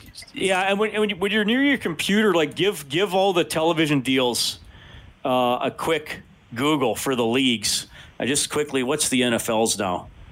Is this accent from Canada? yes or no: yes; Evansburg, Alberta, Canada; moved away; I'm from Evansburg